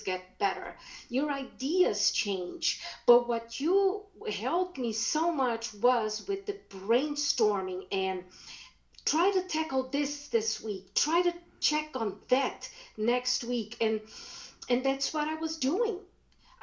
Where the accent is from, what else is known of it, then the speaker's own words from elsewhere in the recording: Brazil; first language German; English is a second language; moved away as an adult; now in United States; I was born in Brazil. I was brought up speaking German because my grandparents